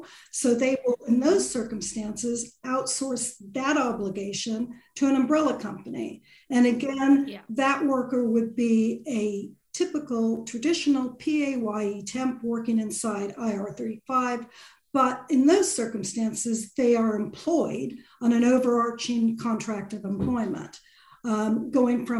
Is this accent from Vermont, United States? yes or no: no; California, United States; accent: Californian; moved away as an adult; now in United Kingdom; I qualified in California, as you can tell from my accent, as a lawyer back in the 80s. Moved over here in the 90s